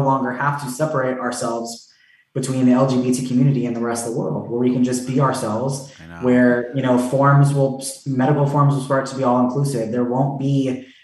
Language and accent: English; Tampa, Florida, United States; I grew up in Tampa